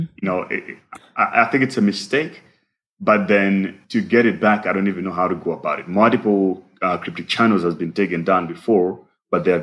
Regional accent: Malawi; now in South Africa; I'm originally from Malawi

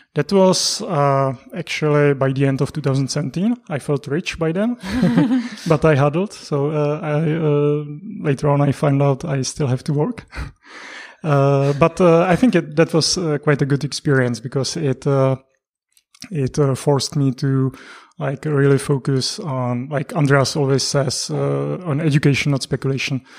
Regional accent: Prague, Czechia; I'm from Prague as well. I was actually, uh, born, mm, not that far away from Prague, and I lived in Prague for thirty years

